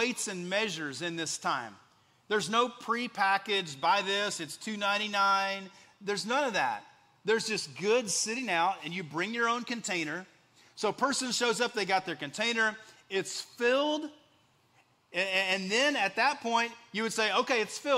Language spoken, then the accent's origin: English; West Texas, United States; moved away as an adult; also born or lived in Central Indiana; now in Indiana, United States; growing up in West Texas